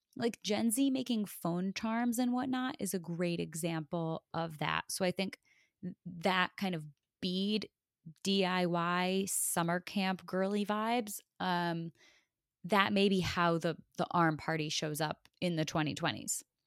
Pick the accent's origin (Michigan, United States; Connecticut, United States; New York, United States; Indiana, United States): Connecticut, United States; growing up in Connecticut